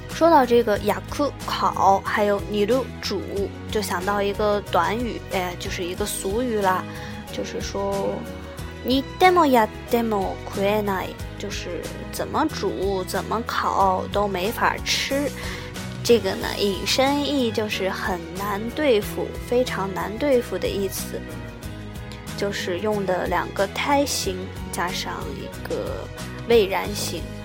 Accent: China; 餐具，我们中国人用的就是最常用的餐具，当然就是筷子了。

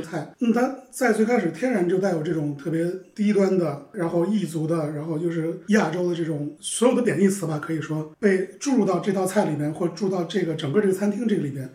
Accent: Xi'an, Shaanxi, China; moved away as an adult; also born or lived in New York, United States; 因为我是西安人，所以我在美国我就吃不了凉皮儿

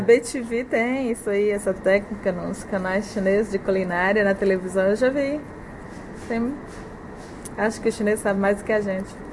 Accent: Ceará, Brazil; moved away as an adult; also born or lived in Fortaleza, Brazil; now in China; Eu nasci no interior do Ceará, na Sim. Serra, e eu morei lá 14 anos. Me mudei para Fortaleza com uns 15 anos, e daí eu cresci lá

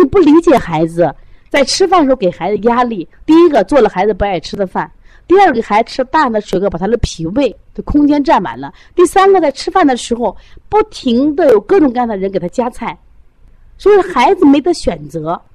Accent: Shandong, China; now in Shaanxi, China; 我本身山东，山东人啊，就吃馍，吃饼啊

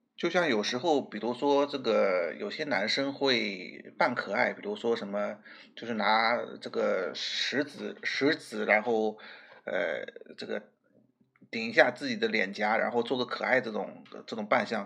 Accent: Shanghai, China; 我们上海人可以说是比较喜欢捣江湖的那种人

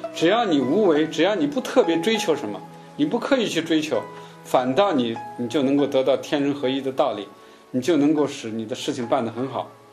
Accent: China; 我们中国人

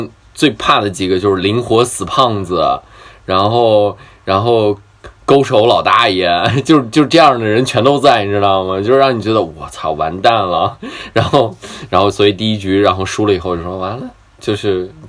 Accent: Chongqing, China; 作为一个南方人，作为一个纯正的重庆人，居然找了一帮北方人过来打球。

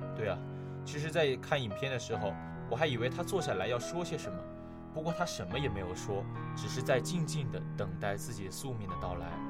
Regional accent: China; 我们是中国人

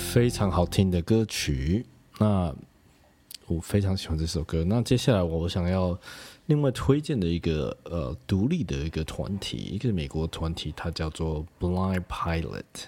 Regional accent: Kaohsiung, Taiwan; 其实我也是高雄人

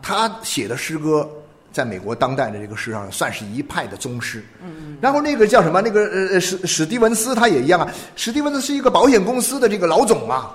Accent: China; 在我们中国人的生活的语境里面

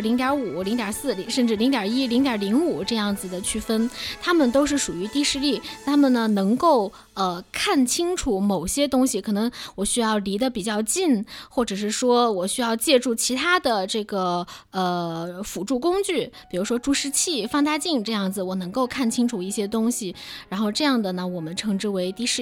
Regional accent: Zibo, Shandong, China; 我是山东淄博人

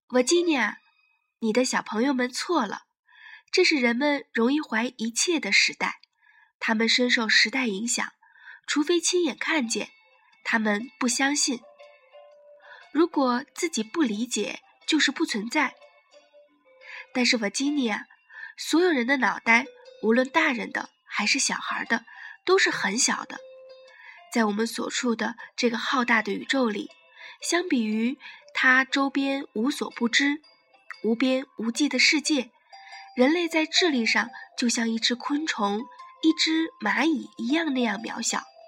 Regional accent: China; 我们中国人

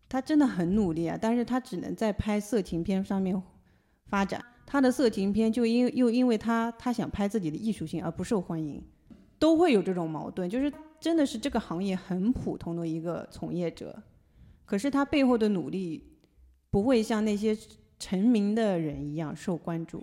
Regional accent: China; 我们中国人

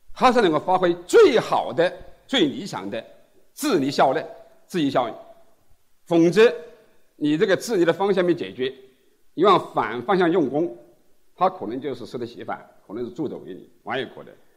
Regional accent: China; 这是我们中国人非常熟悉的

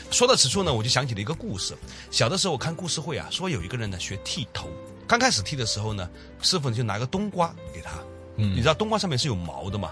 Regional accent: China; 我们中国人

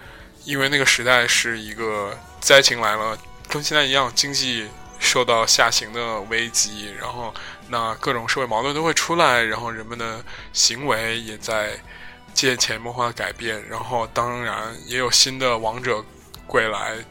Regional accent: China; 然后你就会发觉，我中国人成了一个等价于武汉、等价不是等价于新型冠状病毒的这样一个危险的时候，所有人都会对你有指指点点。

